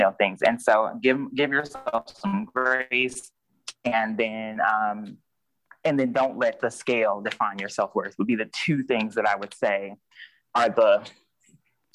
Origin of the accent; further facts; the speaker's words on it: Mississippi, United States; we're both from Mississippi